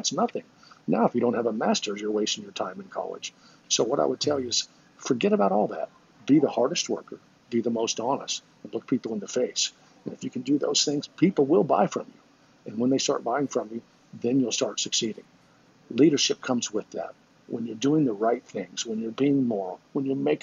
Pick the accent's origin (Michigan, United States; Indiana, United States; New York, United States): Indiana, United States; Lafayette; went back to Lafayette, my hometown, and opened up my own independent stores